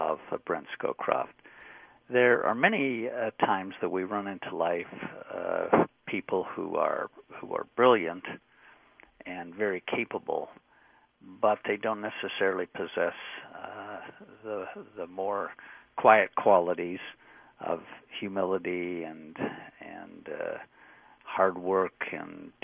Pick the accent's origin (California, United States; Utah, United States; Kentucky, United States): Utah, United States; moved away; I was from Utah